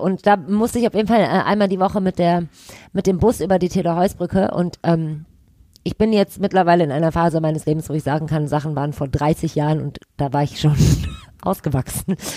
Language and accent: German; Düsseldorf, North Rhine-Westphalia, Germany; ich bin in Kaiserswerth zur Schule gegangen